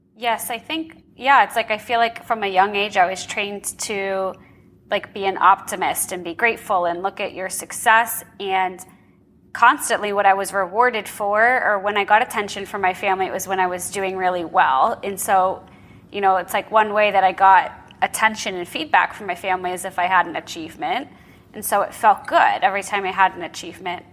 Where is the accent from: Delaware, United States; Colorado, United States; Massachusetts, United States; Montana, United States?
Massachusetts, United States; Boston; moved away as an adult; now in Arizona, United States; I'm from Boston, Massachusetts originally